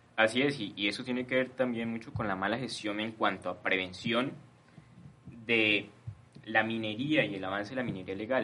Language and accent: Spanish; Colombia